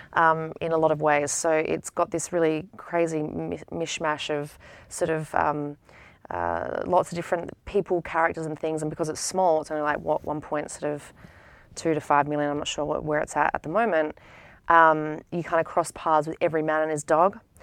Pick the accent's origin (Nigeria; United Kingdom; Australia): Australia; Adelaide, South Australia; moved away as an adult; now in United States; growing up in Adelaide